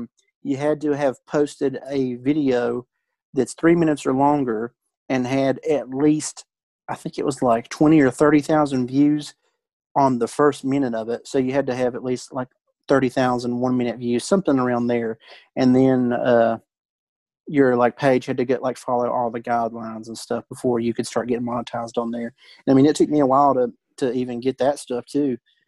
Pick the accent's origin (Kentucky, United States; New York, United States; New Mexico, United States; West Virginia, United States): West Virginia, United States; I'm from West Virginia.